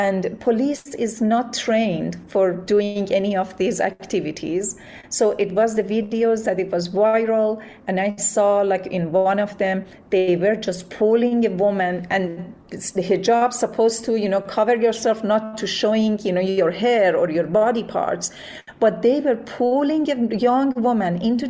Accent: Iran; moved away; the morality police, which always was present when I was growing up in Iran

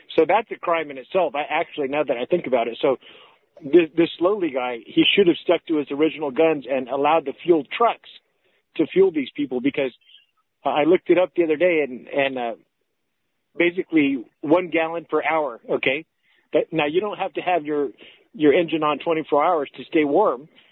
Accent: Los Angeles, California, United States; I'm from Los Angeles originally

